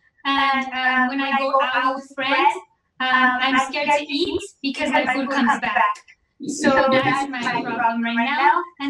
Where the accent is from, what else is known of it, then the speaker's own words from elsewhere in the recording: Edinburg, Texas, United States; And we are all from Texas, from Edinburgh, Texas.